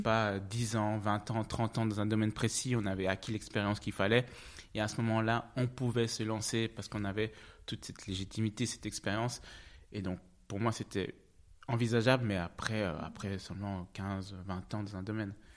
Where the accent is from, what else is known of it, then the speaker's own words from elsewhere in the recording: French-speaking Switzerland, Romandy, Switzerland; first language French; moved away as an adult; also born or lived in Zug; now in Zurich, Switzerland; je suis né en Suisse. Je suis né en Suisse, à Zug